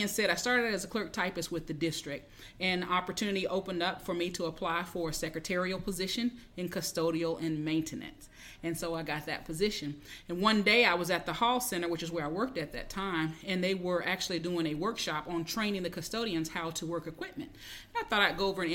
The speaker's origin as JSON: {"language": "English", "town": "Pensacola", "region": "Florida", "country": "United States", "said": "I'm from Pensacola, Florida"}